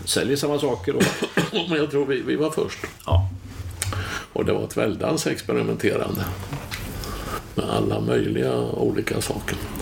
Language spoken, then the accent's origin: Swedish; Tranås, Jönköping County, Sweden; moved away as an adult; also born or lived in Stockholm; jag flyttade ju från Tranås då, så jag var inte här på 70-talet